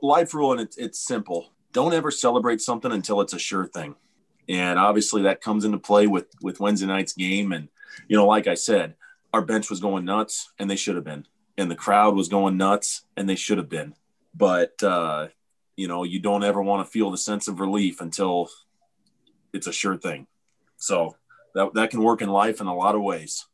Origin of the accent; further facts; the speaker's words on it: Omaha, Nebraska, United States; I grew up in Omaha in the 90s